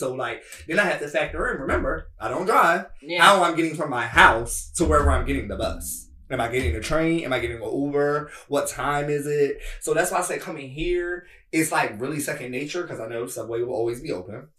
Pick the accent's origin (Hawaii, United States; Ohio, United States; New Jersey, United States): New Jersey, United States; Bridgeton; moved away as an adult; also born or lived in New York; now in Washington, D.C., United States; I'm born and raised in New Jersey